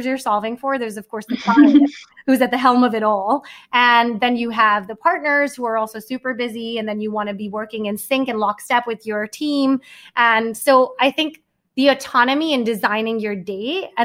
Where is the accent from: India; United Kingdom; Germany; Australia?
India; Mumbai, Maharashtra; also born or lived in Manhattan, New York; now in New York, United States; I grew up in Bombay. I moved to Manhattan.